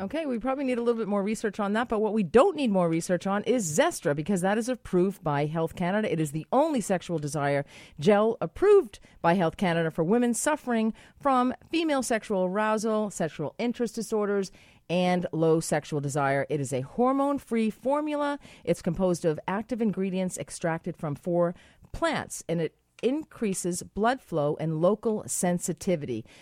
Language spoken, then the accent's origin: English; United States; moved away; I'm American